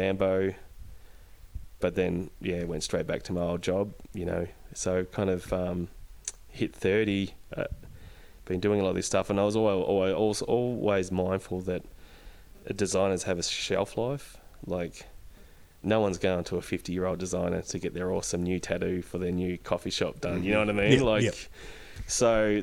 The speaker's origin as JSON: {"language": "English", "town": "Dimboola", "region": "Victoria", "country": "Australia", "tie": "born or raised there", "moved": "yes", "lives_now": "Ballarat, Australia", "said": "us growing up in Dimboola"}